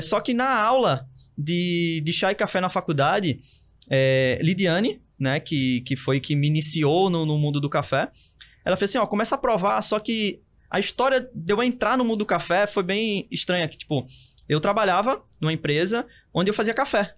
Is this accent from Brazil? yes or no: yes; Recife, Pernambuco, Brazil; Eu, eu fui criado e continuo é, morando no Zé Bonifácio